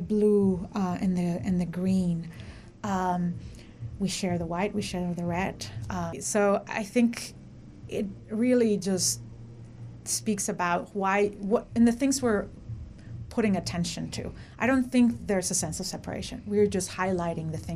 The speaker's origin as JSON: {"language": "English", "country": "Mexico", "moved": "yes", "lives_now": "United States", "said": "I am from Mexico"}